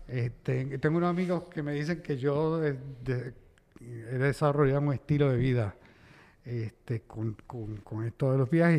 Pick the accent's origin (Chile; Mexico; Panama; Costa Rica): Panama; moved away; also born or lived in United States; nací en Panamá, en, la zona del canal